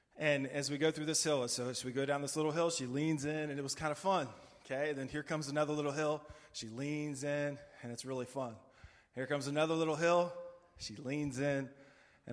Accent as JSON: {"language": "English", "country": "United States", "said": "as an American"}